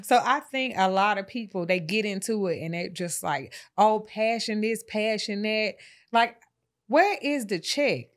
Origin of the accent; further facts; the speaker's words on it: Atlanta, Georgia, United States; I'm from Atlanta